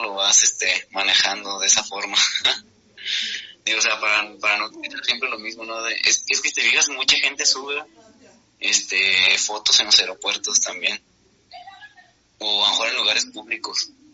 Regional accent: Guadalajara, Jalisco, Mexico; soy de Guadalajara en, México

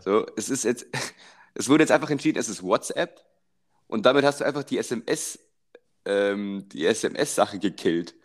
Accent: Germany; als Deutscher

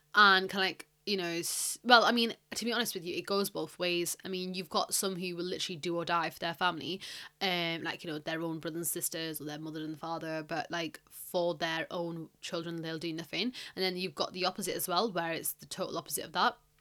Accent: United Kingdom; I am British, okay? I am not American.

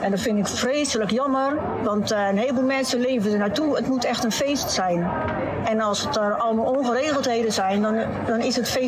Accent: Westland, South Holland, Netherlands; Als echte Westlander eh, moet het een Westlands feestje zijn, maar ik moet zeggen, in Naaldwijk, zeker de gehele Rembrandtstraat, is gewoon één groot feest met gezelligheid.

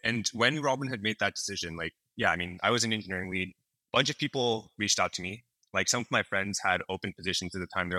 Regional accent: San Francisco Bay Area, California, United States; I grew up in the San Francisco Bay Area

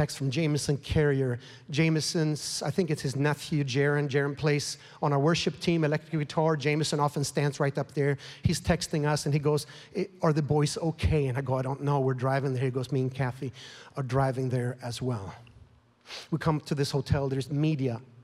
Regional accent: Sweden; now in United States; I'm born and raised in Sweden.

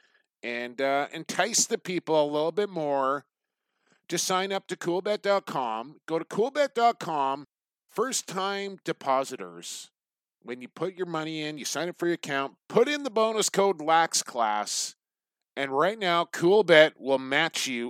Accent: Canada; I'm proud Canadian here

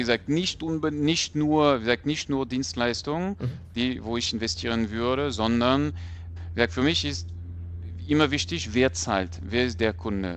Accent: France; moved away; ich bin Franzose

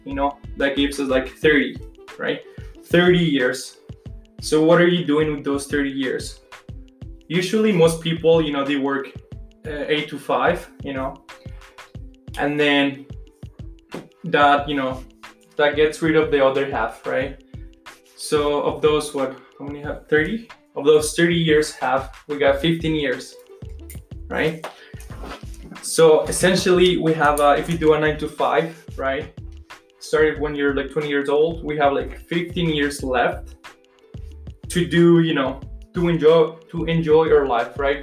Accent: Colombia; moved away; I'm from Colombia, I guess, but uh, taking kinesiology here

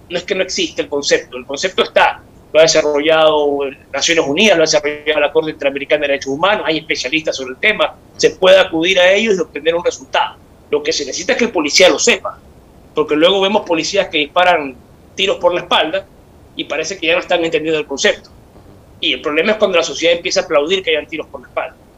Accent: Guayaquil, Guayas, Ecuador; como guayaquileño

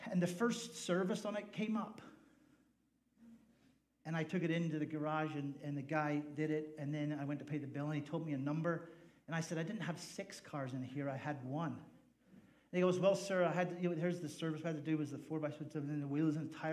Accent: Ireland; now in United States; I'm an Irish guy, in case you didn't figure that out. And we don't really have a lot of 4x4s in Ireland because um, the roads are really small and gas is really expensive.

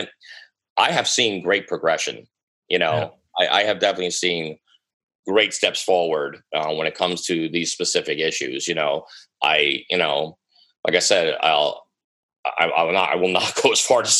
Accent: United States; I'm American

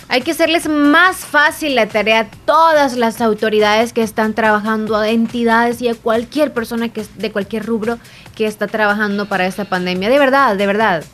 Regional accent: Santa Rosa de Lima, La Unión, El Salvador; yo soy de Santa Rosa

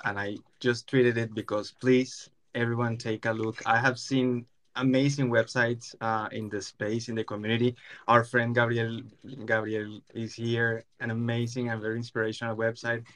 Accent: Colombia; I'm Latin American, I'm Colombian

